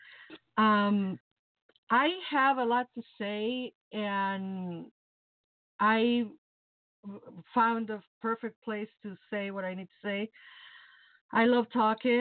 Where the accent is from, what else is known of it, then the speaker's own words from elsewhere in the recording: Mexico City, Mexico; moved away as an adult; now in Chicago, United States; I'm originally from Mexico City. I was born and raised in Mexico City. And I came to Chicago 20 years ago.